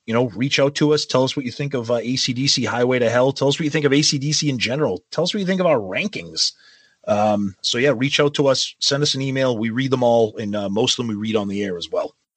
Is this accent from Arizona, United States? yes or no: no; Medford, Massachusetts, United States; my hometown of Medford, Mass